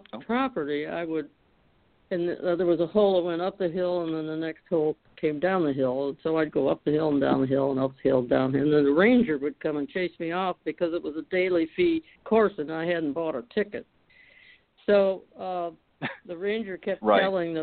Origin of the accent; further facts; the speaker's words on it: Detroit, Michigan, United States; I was from Detroit, Michigan, and our family moved to the outer borders of the city in the northwest corner